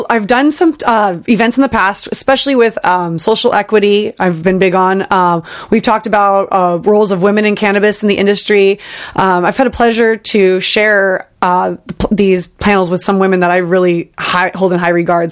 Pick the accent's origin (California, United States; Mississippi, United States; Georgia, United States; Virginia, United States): California, United States; Bay Area; I grew up in the Bay Area